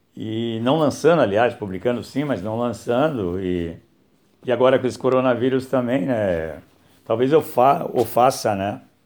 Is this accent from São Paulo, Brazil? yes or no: yes; São Paulo, Brazil; Nasci em São Paulo, né, em 15 de fevereiro de 1960